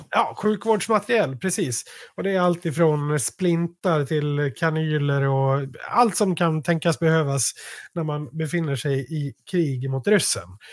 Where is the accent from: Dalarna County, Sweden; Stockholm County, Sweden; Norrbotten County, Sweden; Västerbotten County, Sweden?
Dalarna County, Sweden; Malung